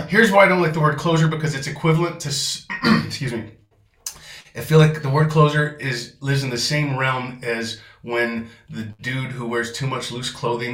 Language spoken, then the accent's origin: English; Texas, United States; also born or lived in Seattle / Los Angeles; now in Porto, Portugal; I grew up mostly in Texas